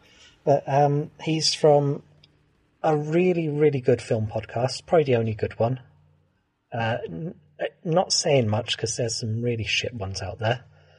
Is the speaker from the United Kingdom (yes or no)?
yes; Wales, United Kingdom